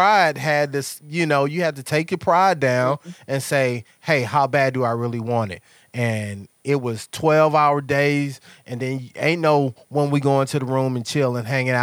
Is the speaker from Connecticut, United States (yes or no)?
no; Mississippi, United States; moved away; I'm from Mississippi